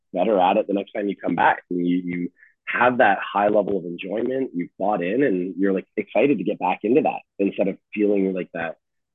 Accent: London, Ontario, Canada; I grew up on Strand Street in London, Ontario

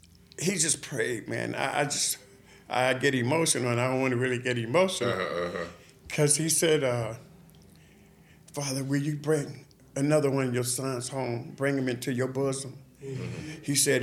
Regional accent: Chicago, Illinois, United States; moved away; I'm from Chicago

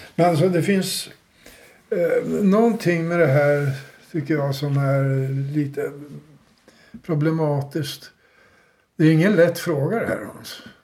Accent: Uppsala, Uppsala County, Sweden; som Uppsalabo

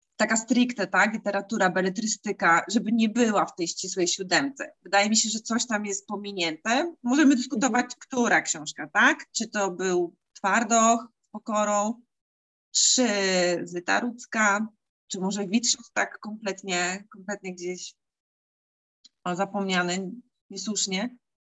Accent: Silesian Voivodeship, Poland; tutaj u nas na Śląsku

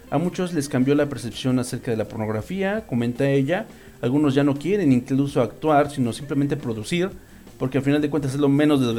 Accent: Colombia; eso pasa mucho en Latinoamérica, sobre todo en Colombia, de donde yo soy

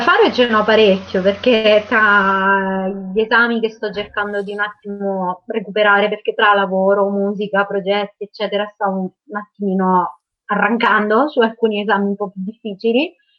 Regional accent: Porto Sant'Elpidio, Marche, Italy; Io sono di Porto Sant'Elpidio, che è una piccola città nel Fermano, quindi nelle Marche, sulla costa.

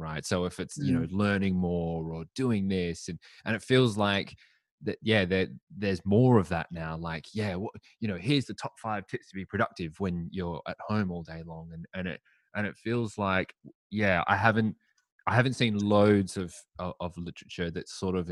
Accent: Adelaide, South Australia, Australia; now in London, United Kingdom; I'm from Adelaide in Australia

